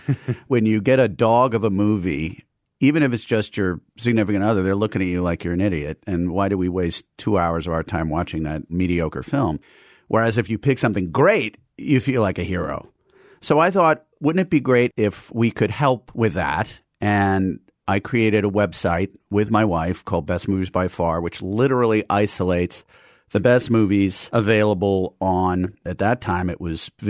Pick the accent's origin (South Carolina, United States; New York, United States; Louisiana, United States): New York, United States; New York City; I was a native New Yorker. I grew up in Manhattan, and then I went to Princeton after going to boarding school